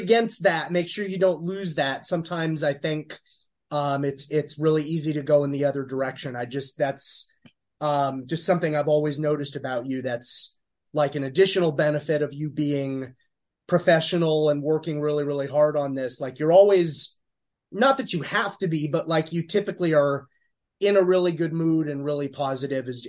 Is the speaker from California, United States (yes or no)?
yes; Eastern Los Angeles County, California, United States; now in New York, United States; I'm not from New York City. I'm from, you know, Eastern Los Angeles County